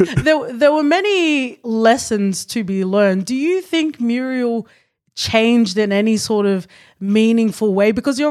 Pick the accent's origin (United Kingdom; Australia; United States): Australia; We're cute Australians.